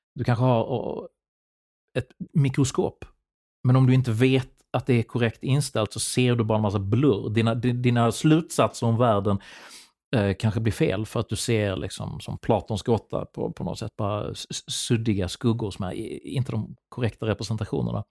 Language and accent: Swedish; Sweden; min uppväxt i Sverige